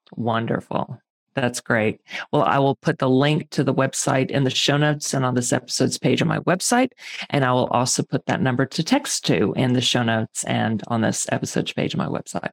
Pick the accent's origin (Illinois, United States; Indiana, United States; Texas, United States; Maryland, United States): Texas, United States; Houston; now in Pittsburgh, United States; I am originally from Houston, Texas